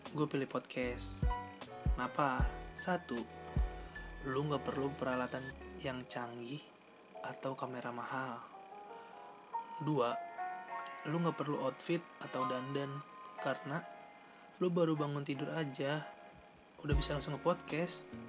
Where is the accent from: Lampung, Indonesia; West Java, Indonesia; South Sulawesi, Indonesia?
West Java, Indonesia; Bekasi; born there; gue lahir di Bekasi tanggal 16 Juni tahun 99 dan sekarang gue menginjak di umur 20 tahun